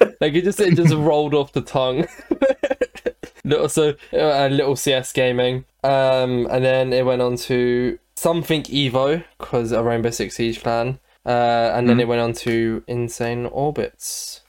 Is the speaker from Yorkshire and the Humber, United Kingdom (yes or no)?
no; London, United Kingdom; I was born somewhere in London.